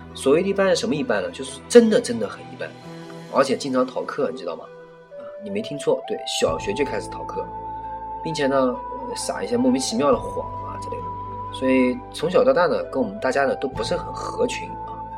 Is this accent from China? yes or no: yes; a small city on the Yangtze River, Yangtze River area, China; 我出生在一个长江边的一个算是四线城市啊，三四线城市应该说，历史其实很悠久，过去呢，其实也是个非常响当当的商铺